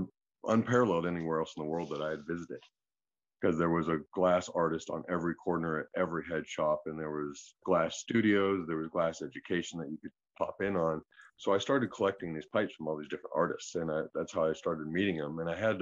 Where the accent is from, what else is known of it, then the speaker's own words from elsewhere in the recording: Colorado, United States; I grew up in Colorado, and I spent a lot of time in Fort Collins and a lot of time on Broadway in Denver.